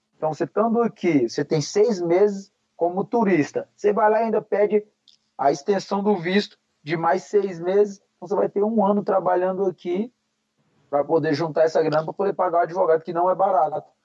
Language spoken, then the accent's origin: Portuguese; Paranoá, Federal District, Brazil; moved away as an adult; now in Florida, United States; eu sou do Brasil, eu sou do Paranoá, meu irmão. Pô, se eu me virei no Paranoá, eu não me viro em qualquer lugar do mundo